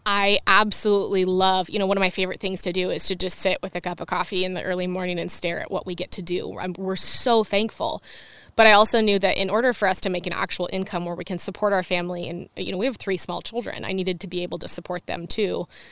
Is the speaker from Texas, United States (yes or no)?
no; La Conner, Washington, United States; I grew up in Laconner. It's really small.